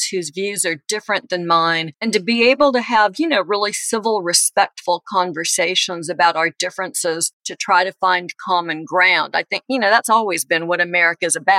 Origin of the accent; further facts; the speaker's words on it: Los Angeles, California, United States; now in Birmingham, United States; I didn't grow up here. I grew up in Los Angeles